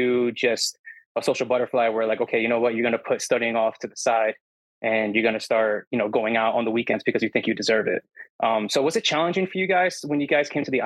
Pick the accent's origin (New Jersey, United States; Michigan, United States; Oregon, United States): New Jersey, United States; moved away as an adult; now in Grenada; I'm Hispanic from Jersey